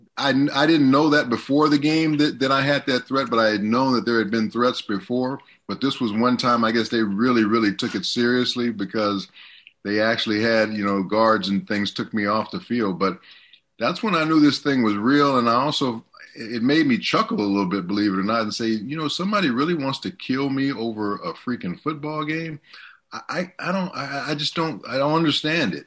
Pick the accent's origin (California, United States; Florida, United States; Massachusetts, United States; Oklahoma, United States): California, United States; Southern; moved away as an adult; also born or lived in Washington; I'm from Southern California.